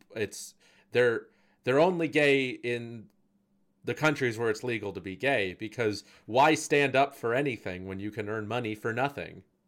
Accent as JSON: {"language": "English", "country": "United States", "said": "as an American"}